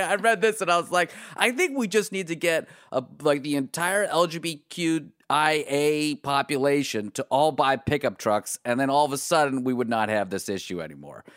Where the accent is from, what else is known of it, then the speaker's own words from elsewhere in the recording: Pittsburgh, Pennsylvania, United States; I grew up in Pittsburgh, and Pittsburgh is like the South